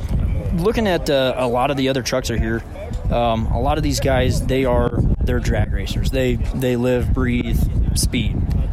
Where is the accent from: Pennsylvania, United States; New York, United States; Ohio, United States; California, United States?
Ohio, United States; Bluffton; Bluffton, Ohio.